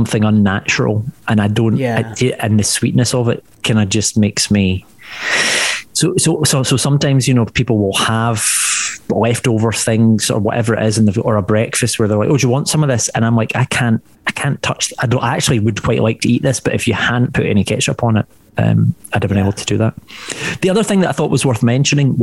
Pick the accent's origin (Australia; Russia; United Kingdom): United Kingdom; West of Scotland; accent: Scottish; now in England; being from the west of Scotland.